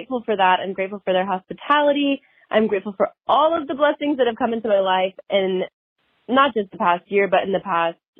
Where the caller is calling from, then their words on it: Los Angeles, California, United States; moved away; I'm calling in from Los Angeles, California